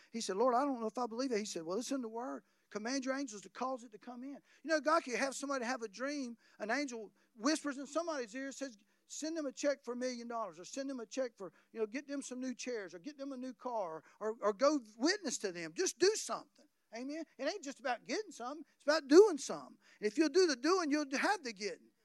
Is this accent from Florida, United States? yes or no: yes; North Florida, United States; I come from North Florida